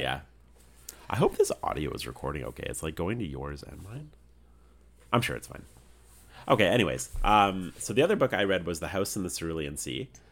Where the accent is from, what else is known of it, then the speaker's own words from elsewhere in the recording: Canada; being Canadian